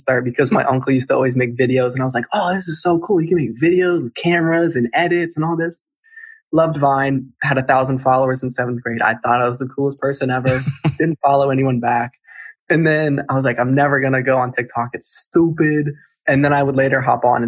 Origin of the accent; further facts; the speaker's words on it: Charlottesville, Virginia, United States; I grew up in Charlottesville, Virginia